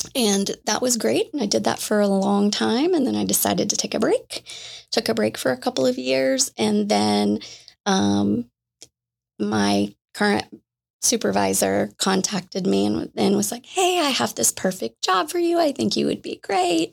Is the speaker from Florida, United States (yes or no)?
yes; Jacksonville, Florida, United States; I grew up in Jacksonville, Florida